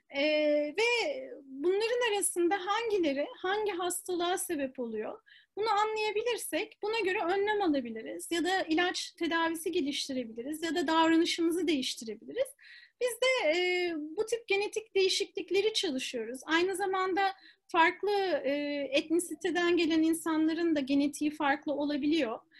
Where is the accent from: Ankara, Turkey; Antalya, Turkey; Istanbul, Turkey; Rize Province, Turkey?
Istanbul, Turkey; moved away as an adult; also born or lived in United States; ben İstanbul'da doğdum. Ondan sonra ilk orta lise eğitimini ve üniversite eğitimini İstanbul'da aldım.